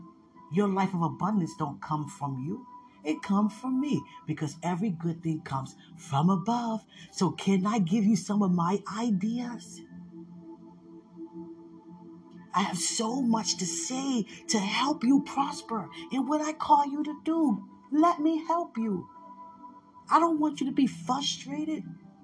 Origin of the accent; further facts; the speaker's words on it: the South, United States; growing up in the South, as little white boys, watching these Black women cook for us?